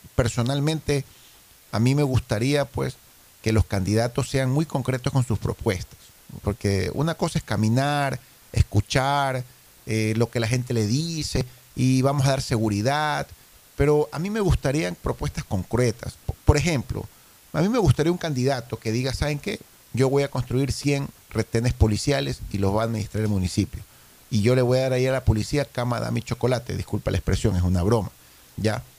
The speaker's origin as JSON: {"language": "Spanish", "town": "Guayaquil", "region": "Guayas", "country": "Ecuador", "said": "nosotros como guayaquileños"}